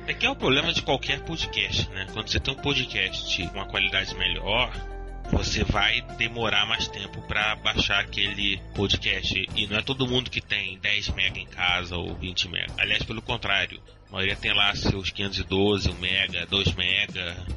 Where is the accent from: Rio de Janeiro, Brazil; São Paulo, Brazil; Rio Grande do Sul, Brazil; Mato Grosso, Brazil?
Rio de Janeiro, Brazil; accent: carioca